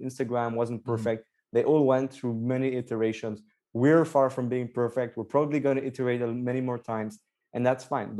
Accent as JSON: {"language": "English", "town": "Antwerp", "region": "Flanders", "country": "Belgium", "tie": "born or raised there", "also_born_or_lived": "Nottingham, United Kingdom / London, United Kingdom", "moved": "as an adult", "said": "I was born and raised in Belgium, in Antwerp. I grew up all my life there"}